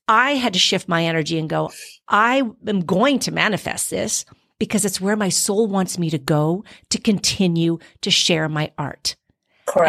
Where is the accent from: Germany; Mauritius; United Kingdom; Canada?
Canada; Quebec; now in Florida, United States; I didn't grow up in the islands. I grew up in Quebec.